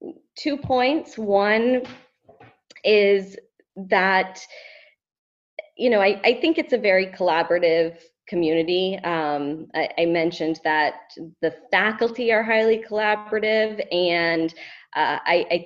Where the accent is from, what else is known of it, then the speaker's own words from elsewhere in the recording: Maine, United States; I actually was born and raised in Maine